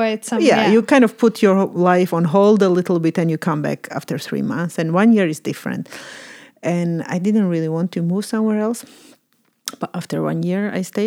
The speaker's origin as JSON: {"language": "English", "country": "Georgia", "tie": "born or raised there", "also_born_or_lived": "Amsterdam, Netherlands / Rotterdam, Netherlands", "moved": "as an adult", "said": "I was born and raised in Georgia. So I lived there till I was 20"}